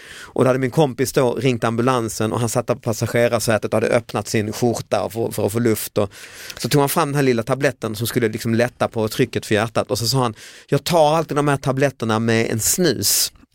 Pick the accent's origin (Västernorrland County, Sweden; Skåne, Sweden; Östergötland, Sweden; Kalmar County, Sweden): Skåne, Sweden; Lund; min hemstad Lund